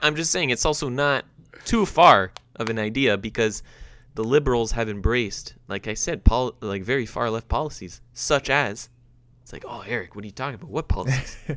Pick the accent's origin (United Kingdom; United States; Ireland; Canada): Canada; I'm proud to say as a Canadian